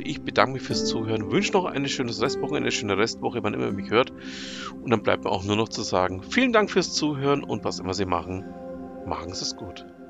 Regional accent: near Nuremberg, Bavaria, Germany; ich komme ja ähm, aus der Nähe von Nürnberg

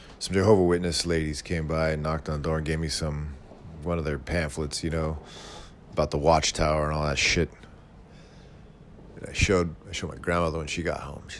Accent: Yuba City, California, United States; moved away; That's where we're all from Yuba City.

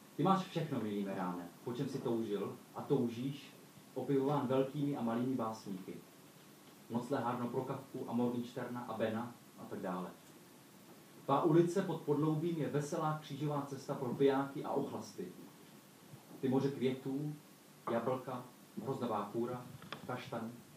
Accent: Olomouc, Olomouc Region, Czechia; jsem přijel z Olomouce, tak tuším svým katolickým citem

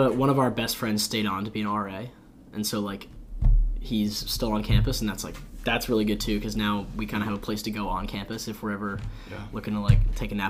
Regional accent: New Jersey, United States; I'm from Jersey.

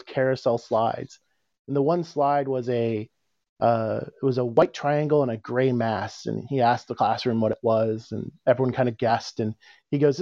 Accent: Chicago, Illinois, United States; moved away as an adult; now in Cape Cod, United States; I live on Cape Cod, but I was born and raised in Chicago

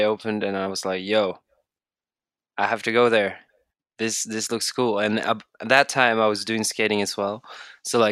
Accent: Bergen, Vestland, Norway; English is a second language; I'm from Bergen, Norway.

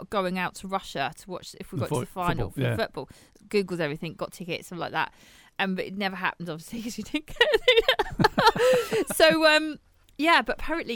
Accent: England, United Kingdom; I'm English

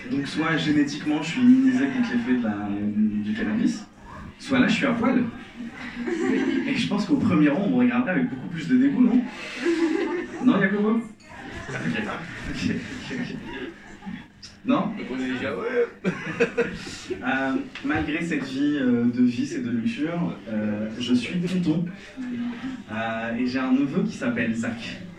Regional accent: Algeria; Moi, je suis algérien, et euh, quand je dis que je suis algérien, la première question qu'on me pose, c'est

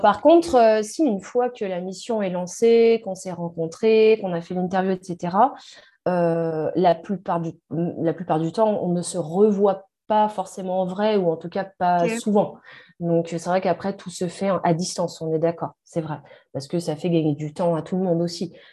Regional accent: France; nous, en France

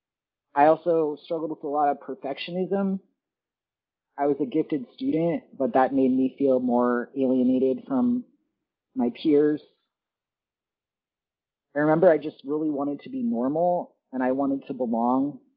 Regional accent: Central Florida, United States; I grew up in Central Florida

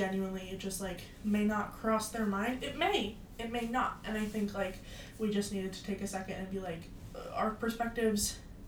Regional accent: United States; we mm-hmm. live in America now, we were raised in America

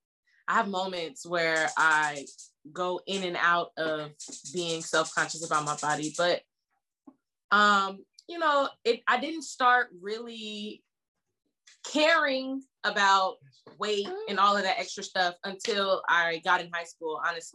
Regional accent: Oakland, California, United States; I'm from Oakland, California

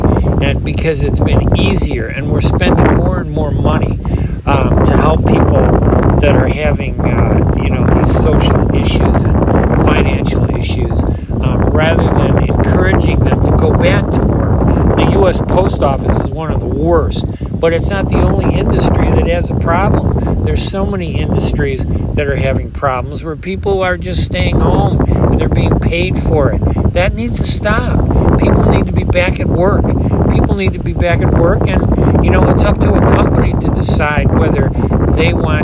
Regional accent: United States

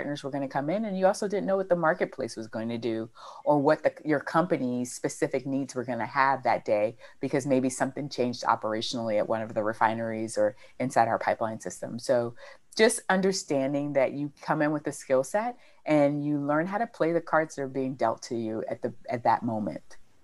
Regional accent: United States; I'm American

